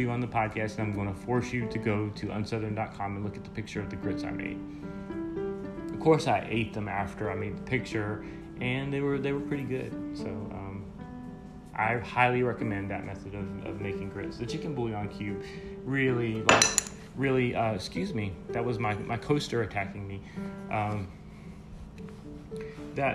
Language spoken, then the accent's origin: English; Tennessee, United States; I grew up in Tennessee